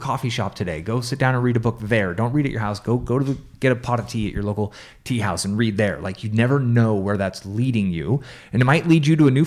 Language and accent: English; San Francisco, California, United States; moved away; also born or lived in Albuquerque, New Mexico; I grew up in San Francisco